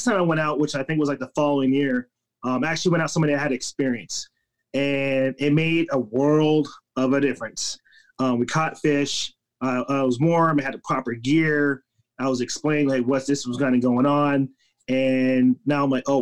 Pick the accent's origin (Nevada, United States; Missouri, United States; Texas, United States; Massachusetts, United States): Nevada, United States; Las Vegas; moved away; I grew up in Las Vegas, Nevada